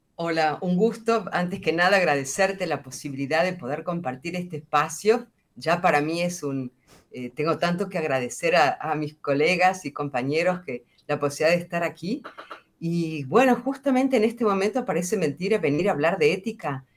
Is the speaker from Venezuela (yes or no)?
no; central Argentina, Argentina; la realidad de donde yo vengo, que es de Argentina, y vengo de una zona donde es muy fuerte, por ejemplo, la producción agroindustrial